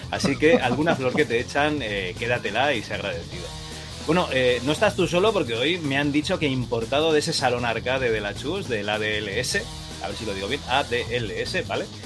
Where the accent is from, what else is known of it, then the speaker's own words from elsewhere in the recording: Catalonia, Spain; Yo también soy catalán